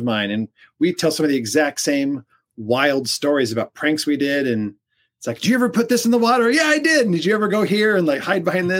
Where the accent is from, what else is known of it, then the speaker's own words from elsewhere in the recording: Orange County, California, United States; since I was a little kid growing up in Orange County